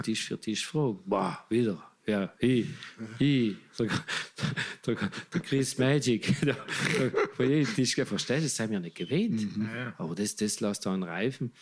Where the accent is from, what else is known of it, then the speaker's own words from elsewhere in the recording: Italy; bei uns in Italien